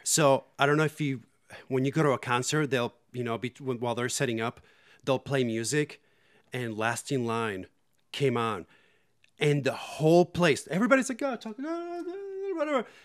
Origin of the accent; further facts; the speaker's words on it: Puerto Rico; in Puerto Rico, I got into metal when I was in eighth grade or so